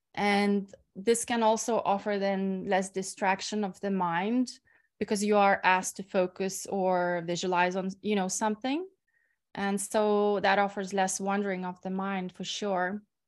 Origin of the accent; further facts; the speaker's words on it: Lithuania; moved away as an adult; also born or lived in Ireland / Bali; I'm usually in my hometown in Lithuania